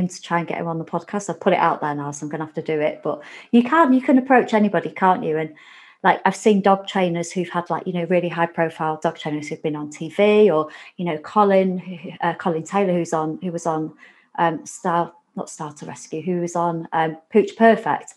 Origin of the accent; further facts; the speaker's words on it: Warrington, North West England, United Kingdom; we're both from Warrington